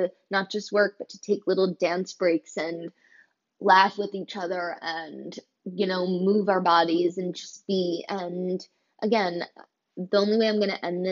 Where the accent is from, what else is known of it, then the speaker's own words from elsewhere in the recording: Kobe Bryant's hometown, Pennsylvania, United States; Kobe Bryant grew up in my hometown.